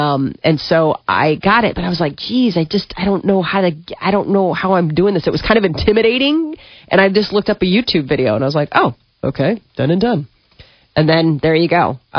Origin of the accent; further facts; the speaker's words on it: United States; I love being an American.